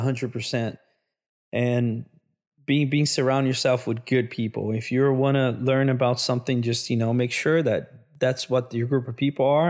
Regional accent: Brazil; moved away as an adult; also born or lived in São Paulo, Brazil / Minas Gerais, Brazil; now in United States; I'm from Brazil originally

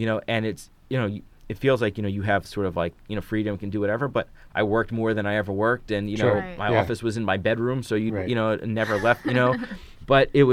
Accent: Philadelphia, Pennsylvania, United States; moved away as an adult; also born or lived in Atlanta / New York / Barcelona; now in Detroit, United States; I grew up in Philly

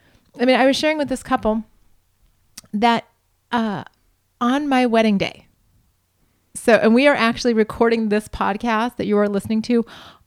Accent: Montana, United States; We're from Montana, and yes, sparsely populated, in quotation marks, is very true about this area

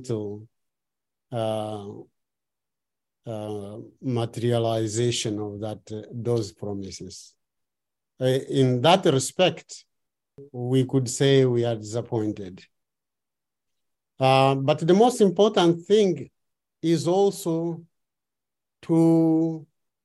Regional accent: Beira, Sofala, Mozambique; I am from Beira, the city that was almost erased

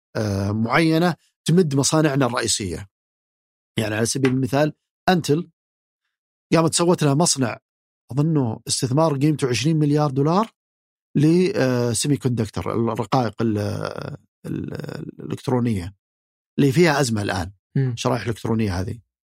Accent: Saudi Arabia; فينا كسعوديين

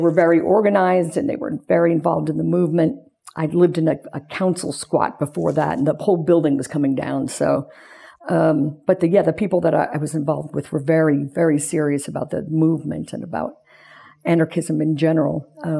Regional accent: Peekskill, New York, United States; moved away as an adult; also born or lived in Long Island, New York; I grew up in Peekskill, New York, which is about an hour outside of Manhattan, straight up the Hudson River. It's a small urban town, city. I'm sorry, city. People get angry when you say town. it's urban. It's right on the Hudson River.

